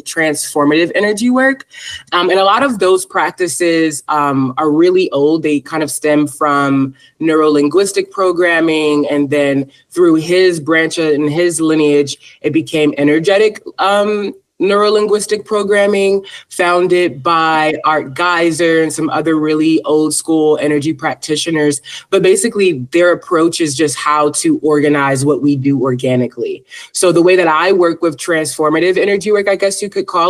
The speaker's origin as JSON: {"language": "English", "town": "Philadelphia", "region": "Pennsylvania", "country": "United States", "said": "So I am originally from Philadelphia, Pennsylvania. I was raised Salafi Muslim."}